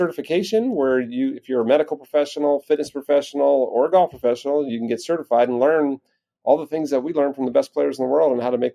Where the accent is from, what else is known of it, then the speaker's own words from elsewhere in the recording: East Coast, United States; moved away as an adult; also born or lived in Quad Cities, Iowa; growing up on the East Coast to Midwest